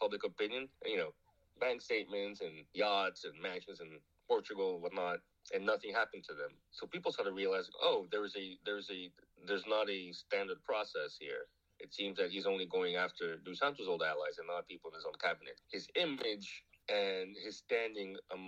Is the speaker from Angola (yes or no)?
yes; Luanda, Luanda Province, Angola; I am Kimbundu, I am from Luanda, my entire family is from Luanda